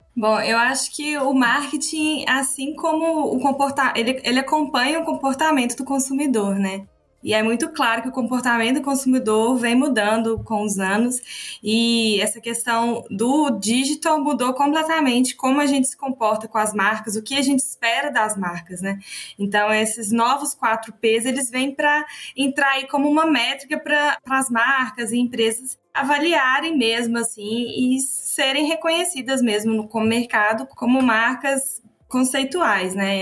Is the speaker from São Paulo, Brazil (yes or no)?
no; Minas Gerais, Brazil; accent: mineiro; representando, né, Minas, com esse sotaque assim bem característico, representando Minas aqui com vocês